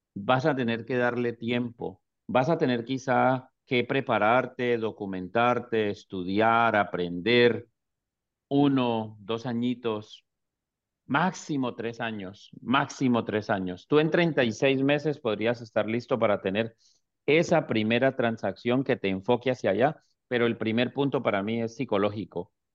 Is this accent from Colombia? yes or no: yes; Colombia; moved away as an adult; now in Houston, United States; soy colombiano